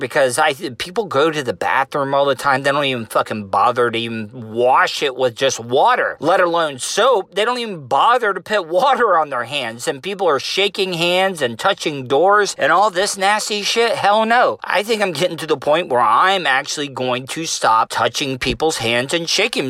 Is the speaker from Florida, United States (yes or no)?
yes; Volusia County, Florida, United States; being a Southerner living in Volusia County in Florida all my life